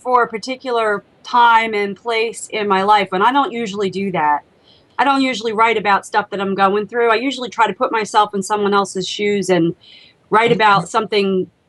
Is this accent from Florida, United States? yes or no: yes; Lady Lake, Florida, United States; Yeah, separately, but yes, we are both from Lady Lake, and we're going to both be heading out there